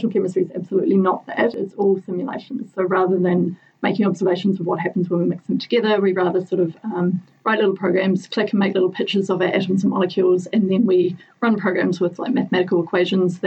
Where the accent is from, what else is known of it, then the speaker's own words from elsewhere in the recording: Southland, New Zealand; moved away as an adult; now in Dunedin, New Zealand; I grew up in Southland